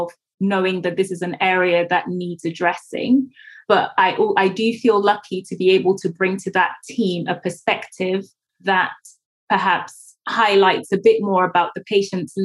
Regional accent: Ghana; moved away; growing up in Ghana

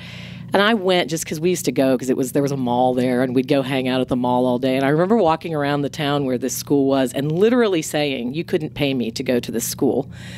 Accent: Greenville, United States; I went to a public high school. I didn't know there was such a thing as a private school because I went to Greenville High School

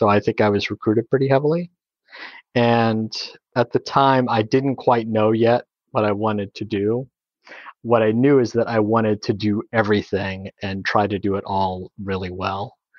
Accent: Slidell, Louisiana, United States; also born or lived in Kenner, United States; I grew up in Kenner, which is a small suburb outside of New Orleans, until I was about five. That's where the New Orleans airport is. And then we moved across Lake Pontchartrain to Slidell

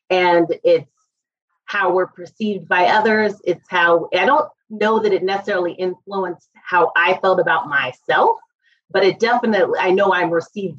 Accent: Hong Kong; also born or lived in Boston, United States; I actually was born in Boston, Massachusetts, but I grew up in Hong Kong, which definitely impacted my experience as a Black person.

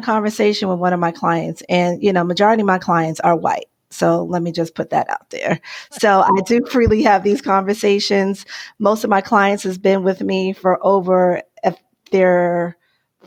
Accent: New York City, New York, United States; now in Arizona, United States; I'm originally from New York, the Bronx, really, Bronx, New York.

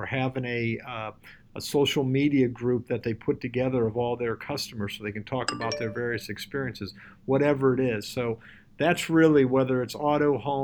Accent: Cleveland, Ohio, United States; Cleveland, Ohio, which is my hometown

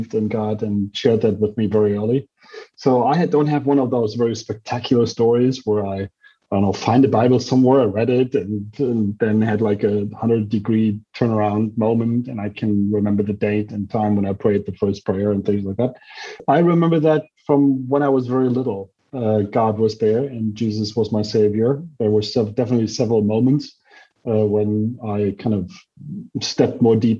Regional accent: Bonn, North Rhine-Westphalia, Germany; English is a second language; also born or lived in Gießen / Ruhr; now in Frankfurt, Germany; I was born in Bonn, the former capital of Germany, the birth city of Beethoven. And I stayed there my kind of childhood, and then moved around in West Germany, different places

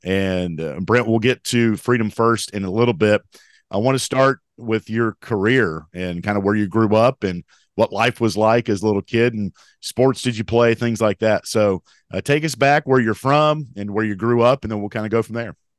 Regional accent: Mount Airy, North Carolina, United States; I'm from Mount Airy, North Carolina.

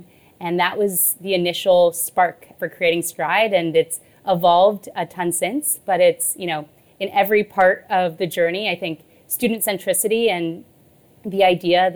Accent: Texas, United States; I grew up in Texas

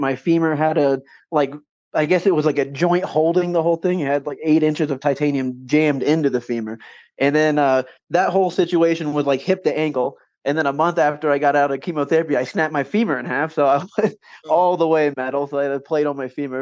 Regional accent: Champaign County, Ohio, United States; I grew up in Champaign County, Ohio.

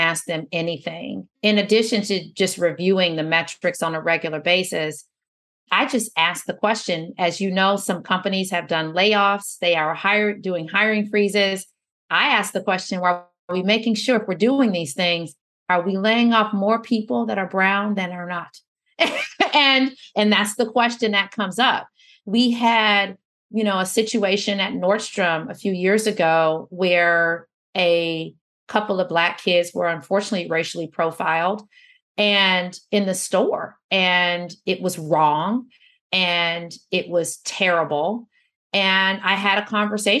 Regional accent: Detroit, Michigan, United States; I was born in Detroit. I was raised by, you know, at one point there were four generations of women in the house, including me

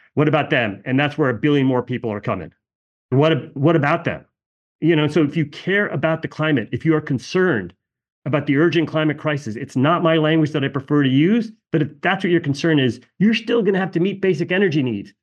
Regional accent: United States; my parents emigrated from India. I'm born here, born and raised here

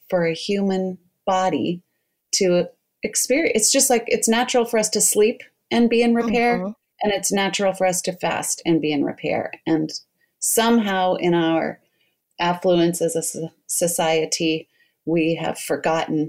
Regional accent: Colorado, United States; also born or lived in New York; now in Portland, United States; I'm in Portland, Oregon, but I grew up in Colorado and I was home visiting.

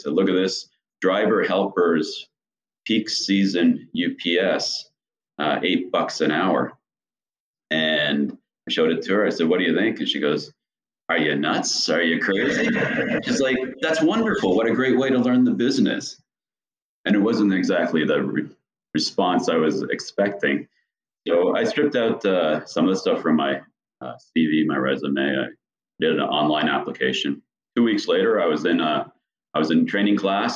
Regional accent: Canada; moved away as an adult; also born or lived in Mexico City, Mexico / Dallas, United States; now in United States; originally from Canada and growing up in Canada and working in Canada

